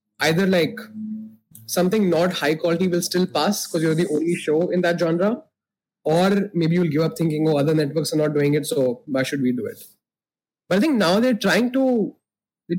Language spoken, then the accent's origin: English; India; moved away; growing up in India